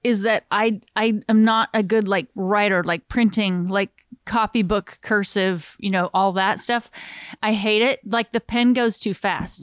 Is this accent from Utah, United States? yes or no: yes; Southern Utah, United States; also born or lived in Glendale, California / Hollywood, California / Southern California; half California, half Utah